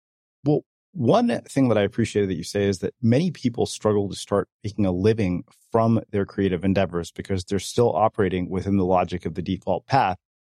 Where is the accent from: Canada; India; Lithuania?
India; for me, that one is getting married because I'm Indian and I'm still single and in my 40s, right?